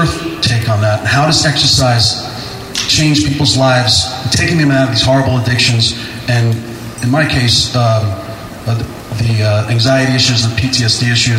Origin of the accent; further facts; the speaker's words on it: Jersey City, New Jersey, United States; Jersey City.